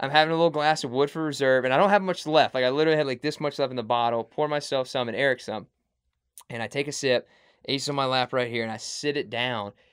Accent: Mississippi, United States; I'm from Mississippi

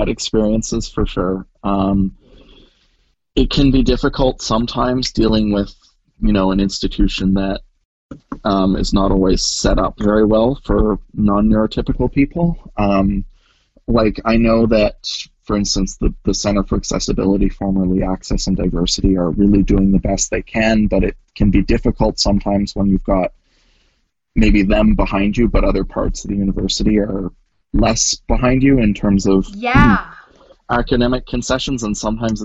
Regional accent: Kelowna, British Columbia, Canada; moved away as an adult; also born or lived in United States; now in Vancouver, Canada; I grew up, I was born in the States, but I grew up pretty much my entire life in Kelowna or the surrounding area. And then I moved to Vancouver for university.

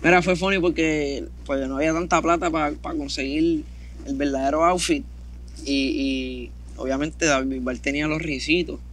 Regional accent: Carolina, Puerto Rico; also born or lived in Canóvanas, Puerto Rico; yo me crié en Canóvana, como hasta los 10 años

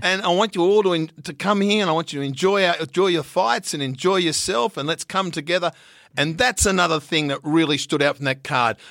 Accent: Riverina, New South Wales, Australia; moved away; also born or lived in Central Coast, New South Wales; I'm from the Riverina.

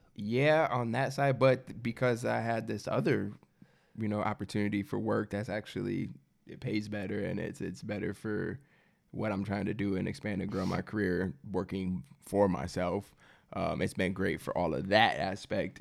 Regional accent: Midwest, United States; I'm from the Midwest, and I don't come from much

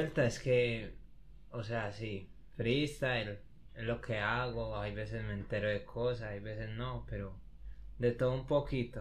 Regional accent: Copacabana, Antioquia, Colombia; yo soy de Copa

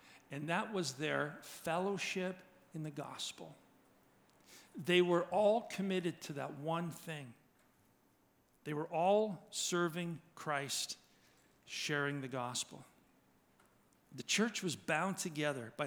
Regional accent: Georgetown, Ontario, Canada; Growing up in Georgetown, it was a very WASPy community.

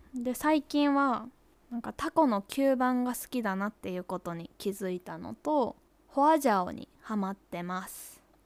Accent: Kyoto, Japan; 私は京都府出身です

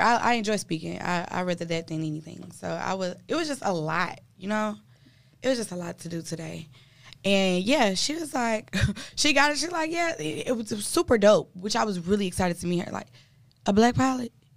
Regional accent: Milwaukee, Wisconsin, United States; my hometown, Milwaukee, Wisconsin

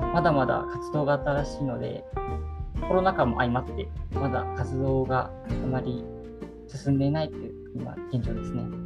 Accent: Miyagi, Japan; 自分の出身が、えー、宮城県の田舎の町なんですが小中学生の頃、えー、宇宙に関する情報が、えー、あんまり入ってこなくて

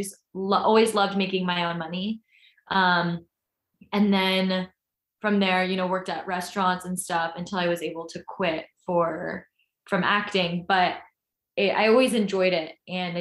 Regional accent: Orange County, California, United States; I'm from Orange County, and I was raised with a great family.

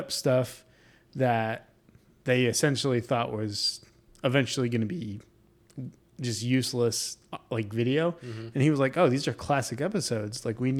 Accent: New York, United States; Are from New York.

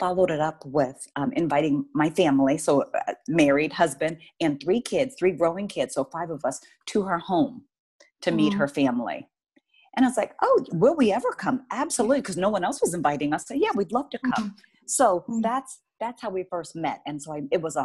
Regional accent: East Coast, United States; now in Oregon, United States; I'm from the East Coast

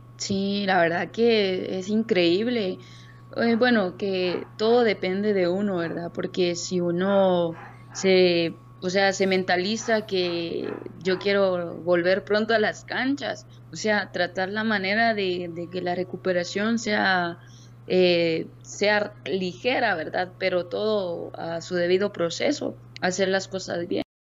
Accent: Zapotitlán, Jutiapa, Guatemala; yo soy originaria de un municipio Zapotitlán, Jutiapa. No soy de mero Jutiapa, entonces con orgullo digo, soy de Zapotitlán

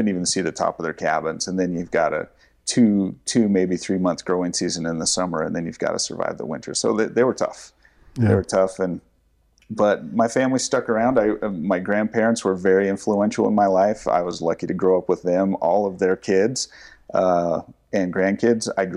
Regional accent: Afton, Wyoming, United States; moved away as an adult; I grew up in Star Valley, Wyoming, a small town in western Wyoming. Afton, as you drive through, is where I grew up

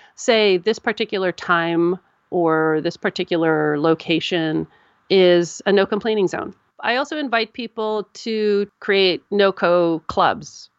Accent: United States; I'm an American

